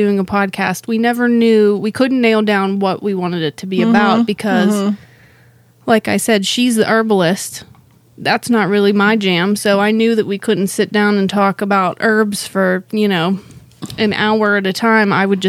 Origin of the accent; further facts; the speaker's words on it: Pittsburgh, Pennsylvania, United States; we are from Pittsburgh, Pennsylvania.